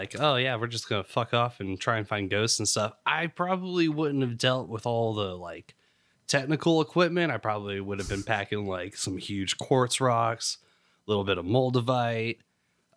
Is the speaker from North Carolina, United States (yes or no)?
yes; North Carolina, United States; moved away; I'm from North Carolina originally.